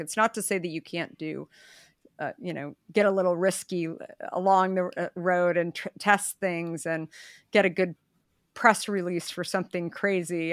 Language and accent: English; Arizona, United States; I grew up in Arizona